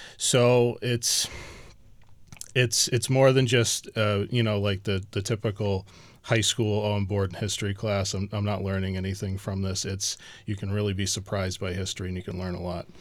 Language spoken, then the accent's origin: English; Chatham, Massachusetts, United States; I grew up in Chatham. Both my parents came from Chatham